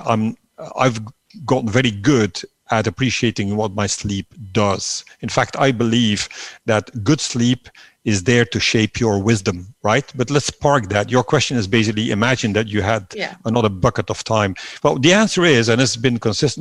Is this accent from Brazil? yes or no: no; Belgium; moved away as an adult; also born or lived in Netherlands; I was leaving my home country, Belgium, sort of mid-30s